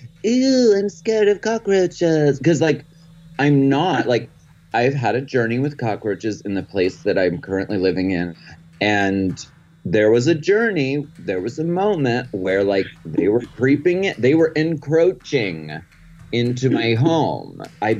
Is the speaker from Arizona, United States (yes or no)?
no; Erie, Pennsylvania, United States; I'm from Erie, Pennsylvania.